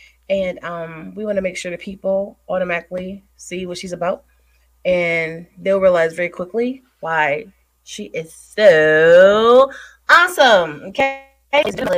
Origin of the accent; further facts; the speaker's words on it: Bel Air, Maryland, United States; I'm from Bel Air. Okay. I love Cali. I'll come in. No, Maryland.